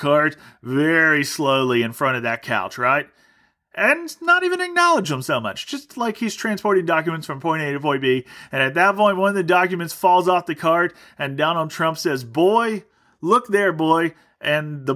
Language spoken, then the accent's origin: English; United States; I'm an American.